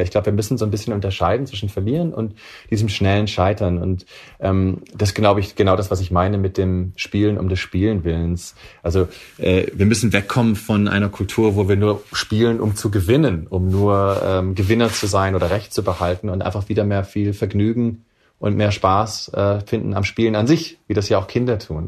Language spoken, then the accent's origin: German; Swabia, Baden-Württemberg, Germany; moved away; also born or lived in Silicon Valley; ich bin ein Kind der Mittelschicht, der Mittelschicht sozusagen aus Schwaben